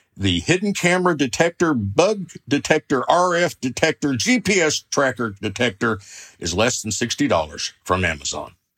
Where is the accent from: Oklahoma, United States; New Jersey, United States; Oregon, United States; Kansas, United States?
Oklahoma, United States; I'm from the Sooner State, Oklahoma, where the wind comes sweeping down the plains